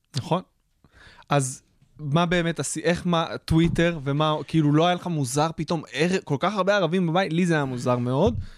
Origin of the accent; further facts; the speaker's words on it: Israel; גם אני גדלתי בפריפריה, בבית דתי